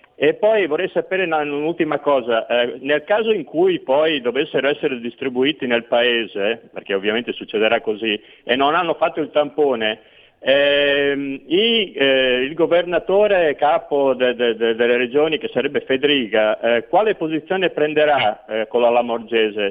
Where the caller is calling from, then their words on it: Veneto, Italy; chiamo da Veneto